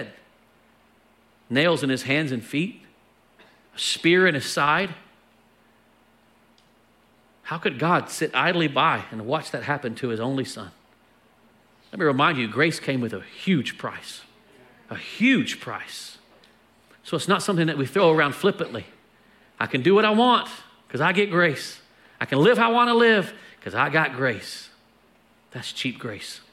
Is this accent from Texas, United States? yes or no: yes; Texas, United States; we're from Texas